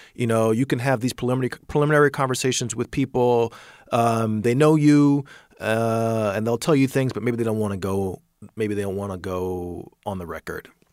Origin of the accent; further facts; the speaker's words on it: Atlanta, Georgia, United States; I'm from Atlanta.